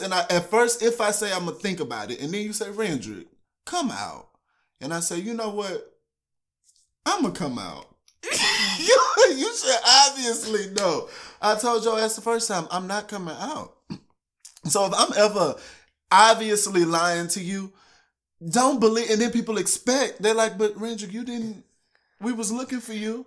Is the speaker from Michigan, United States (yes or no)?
no; Houston, Texas, United States; moved away as an adult; now in Iowa, United States; I'm originally from Houston, Texas